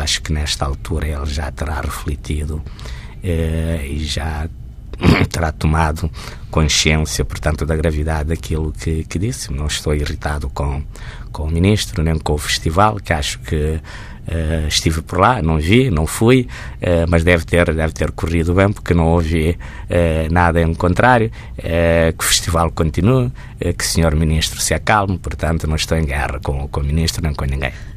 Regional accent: Santiago Island, Cape Verde; now in Portugal; sou da ilha de Santiago

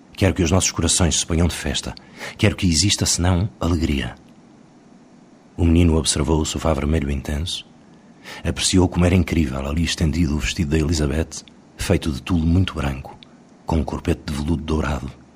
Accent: Portugal; Nós que somos portugueses

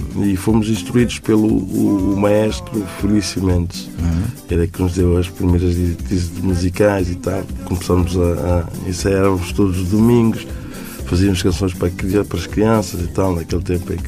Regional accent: Príncipe Island, São Tomé & Príncipe; A Ilha do Príncipe, que é a minha terra

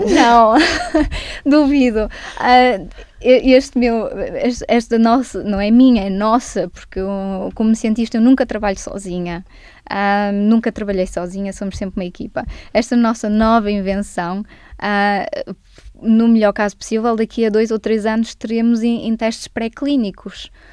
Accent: Barcelos, Norte, Portugal; now in United Kingdom; nasci em Barcelos. Ah, nasci portuguesa

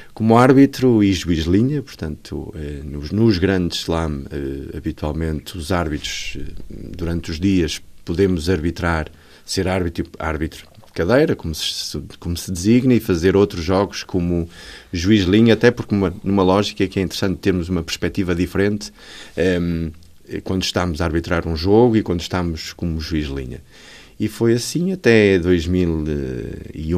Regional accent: Vila do Conde, Norte, Portugal; eu sou de Vila de Conde e na altura os meus irmãos jogavam, jogavam ténis

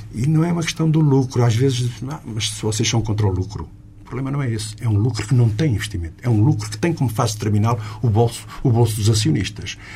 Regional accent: Lisbon industrial belt, Portugal; aqui na Sintonia Digital de Lisboa, de onde eu sou

